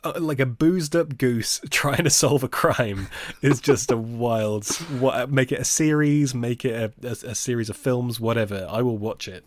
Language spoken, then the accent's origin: English; Nottingham, East Midlands, United Kingdom; my hometown, Nottingham